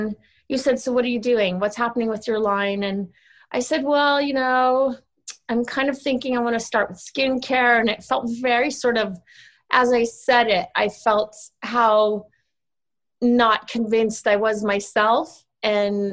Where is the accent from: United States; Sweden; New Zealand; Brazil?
Sweden; moved away; I grew up in Sweden because my dad is Swedish. So when I was 10, we moved to Sweden